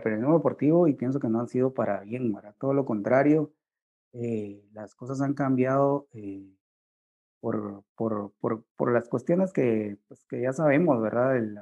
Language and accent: Spanish; Guatemala; como guatemalteco